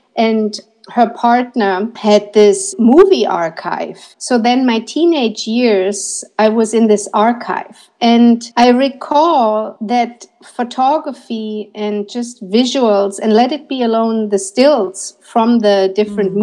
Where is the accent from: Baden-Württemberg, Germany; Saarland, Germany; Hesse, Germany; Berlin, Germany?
Berlin, Germany; I'm from Berlin and that I'm a photography student